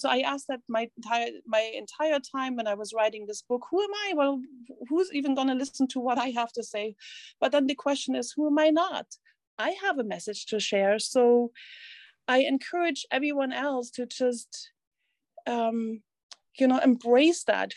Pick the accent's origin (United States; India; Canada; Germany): Germany; East Germany; English is a second language; moved away; I grew up in East Germany